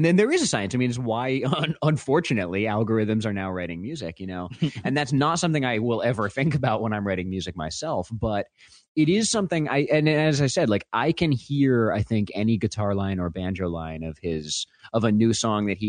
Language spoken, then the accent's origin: English; Vermont, United States; I'm from Vermont